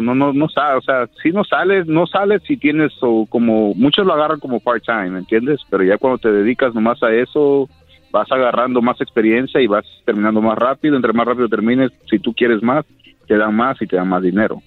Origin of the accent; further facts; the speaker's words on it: Mexico; moved away; yo soy de México